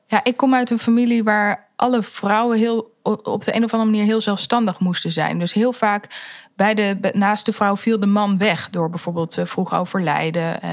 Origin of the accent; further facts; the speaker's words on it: The Hague, South Holland, Netherlands; mijn roots die liggen in Den Haag. Eh, een beetje richting Scheveningen